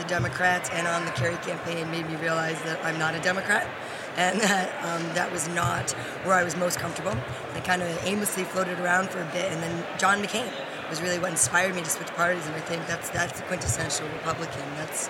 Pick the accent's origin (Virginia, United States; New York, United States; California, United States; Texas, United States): New York, United States; New York City; also born or lived in Washington, D.C.; I'm from New York. I grew up on the Upper East Side of Manhattan, and I live now just across the street from the United Nations. Lived in the city all my life, a few years here in D.C. for college, which was lots of fun, but city girl all the way.